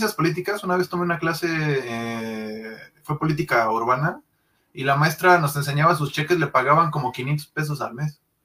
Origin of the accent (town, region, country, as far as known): Mexico